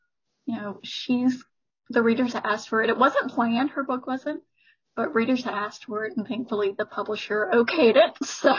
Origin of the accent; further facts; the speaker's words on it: Alabama, United States; moved away; I'm from Alabama originally.